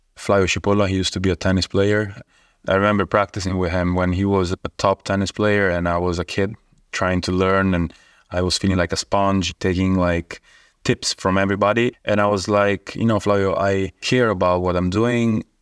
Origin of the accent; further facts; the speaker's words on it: Rome, Lazio, Italy; I'm from Italy. I was born in Rome